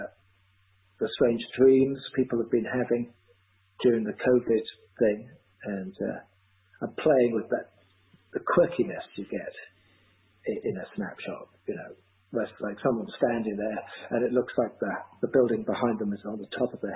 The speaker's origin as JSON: {"language": "English", "region": "London", "country": "United Kingdom", "tie": "born or raised there", "also_born_or_lived": "Bath", "moved": "as an adult", "lives_now": "Asheville, United States", "said": "growing up in London and listening to all those stories"}